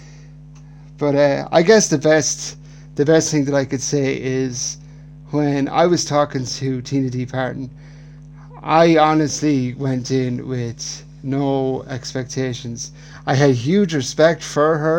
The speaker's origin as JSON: {"language": "English", "country": "Ireland", "tie": "born or raised there", "said": "growing up in Ireland in the 90s, I was born in 1992"}